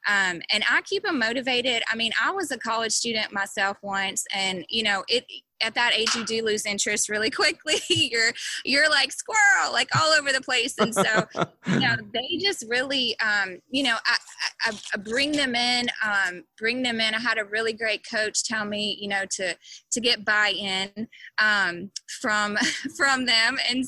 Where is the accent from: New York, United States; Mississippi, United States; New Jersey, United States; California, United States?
Mississippi, United States; I tell people I grew up everywhere. my dad is a retired Methodist pastor. And so we just lived all over the state of Mississippi, mostly Mississippi.